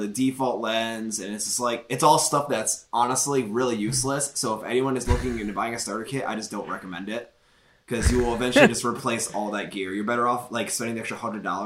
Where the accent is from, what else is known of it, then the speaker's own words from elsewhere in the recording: Midwest, United States; also born or lived in Toledo, Ohio; I'm from the Midwest. I'm in Toledo, Ohio